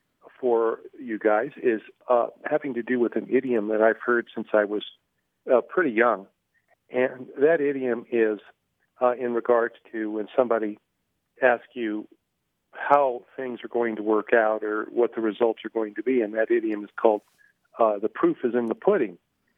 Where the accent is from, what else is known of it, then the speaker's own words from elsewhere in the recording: Montrose, Colorado, United States; I'm from Colorado, Montrose to be specific.